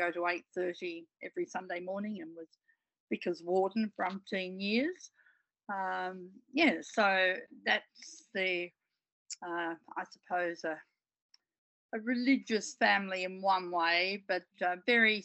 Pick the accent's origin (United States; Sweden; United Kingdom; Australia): Australia; Melbourne, Victoria; I grew up in East Melbourne.